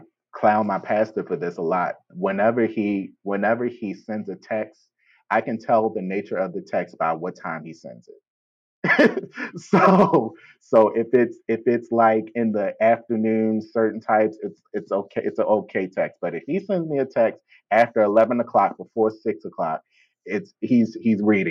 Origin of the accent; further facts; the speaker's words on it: Baltimore, Maryland, United States; I'm from Baltimore.